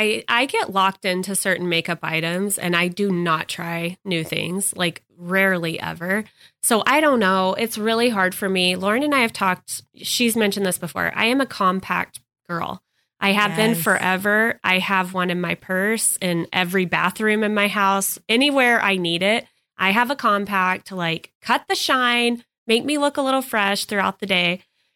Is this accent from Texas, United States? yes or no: yes; Texas, United States; Growing up in Texas, it's so humid.